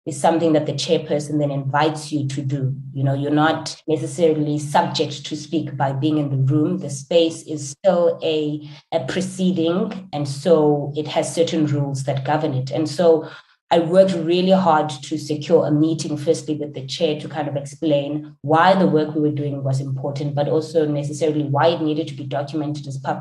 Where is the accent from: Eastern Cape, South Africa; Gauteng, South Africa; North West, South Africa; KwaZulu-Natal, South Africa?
Eastern Cape, South Africa; rural; Growing up in South Africa, and particularly in the rural Eastern Cape